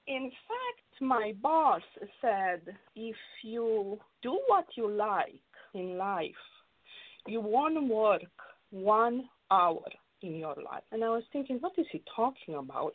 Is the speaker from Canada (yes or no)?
no; Romania; now in Los Angeles, United States; growing up in Romania, it was tough because I grew up uh, during the communist regime.